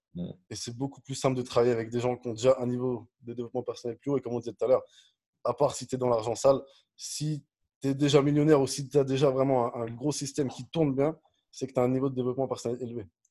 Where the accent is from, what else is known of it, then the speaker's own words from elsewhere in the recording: Dijon, Bourgogne-Franche-Comté, France; also born or lived in Nantes; je suis né à Nantes, mais j'ai grandi à Dijon.